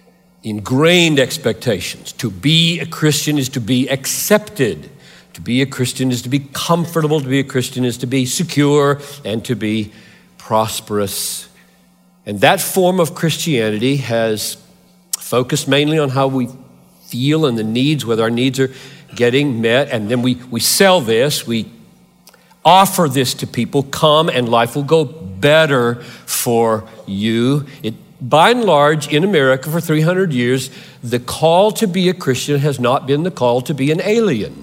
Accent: Greenville, South Carolina, United States; moved away; I grew up 3 hours from here in Greenville, South Carolina. I'm a Southerner by birth.

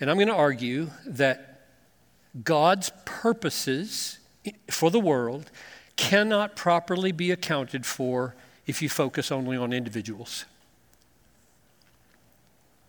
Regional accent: Greenville, South Carolina, United States; growing up in Greenville, South Carolina

